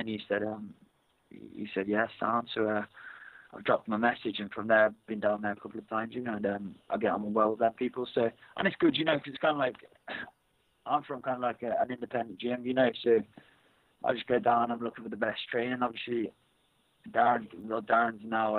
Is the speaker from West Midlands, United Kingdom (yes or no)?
yes; near Birmingham, West Midlands, United Kingdom; moved away; I grew up near Birmingham